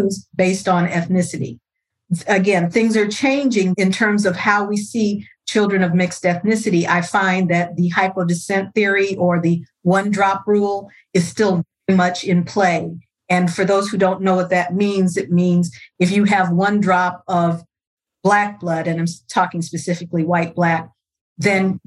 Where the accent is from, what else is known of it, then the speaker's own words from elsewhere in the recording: Los Angeles, California, United States; I'm born and raised in Los Angeles, California, what we now call South Central.